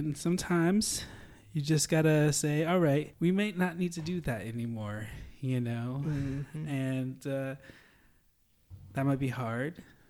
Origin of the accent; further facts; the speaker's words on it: Holland, Michigan, United States; I was moving from Holland, Michigan, which is, if you've been to Holland, it's a little bit more, you know, it has a city feel, but not really at all.